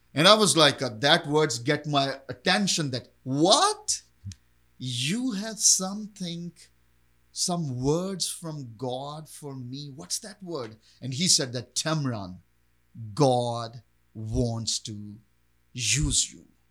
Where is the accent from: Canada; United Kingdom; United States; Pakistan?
Pakistan; I was born and raised in Pakistan